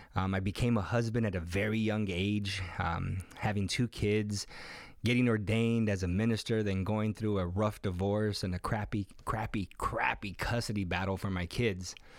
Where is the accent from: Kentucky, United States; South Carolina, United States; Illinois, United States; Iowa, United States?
Illinois, United States; Chicago; moved away as an adult; now in San Diego, United States; I was born here in sunny San Diego, California, where we currently reside, but I grew up in Humble Park, the west side of Chicago, from the age of two up until about seventeen or eighteen